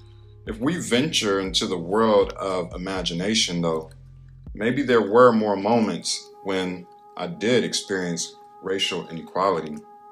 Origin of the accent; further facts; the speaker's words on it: North Carolina, United States; If you don't know my story, I'm originally from North Carolina. I started experiencing sight loss when I was 8 years old